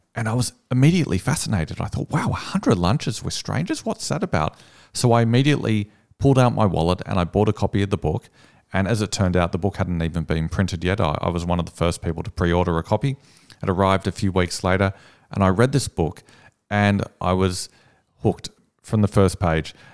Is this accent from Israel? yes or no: no; Sydney, New South Wales, Australia; I'm from Sydney.